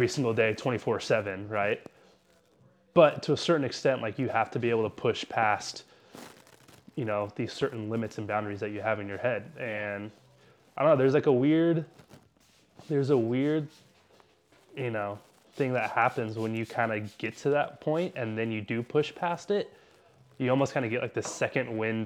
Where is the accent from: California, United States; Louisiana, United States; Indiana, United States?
California, United States; San Diego; born and raised in San Diego, like beautiful, great city